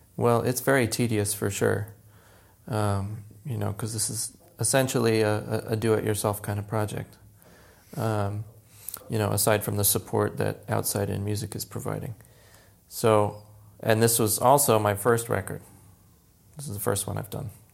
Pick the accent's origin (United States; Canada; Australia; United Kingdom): United States; Tampa, Florida; moved away as an adult; now in New York, United States; born in Tampa, Florida, born and raised in Florida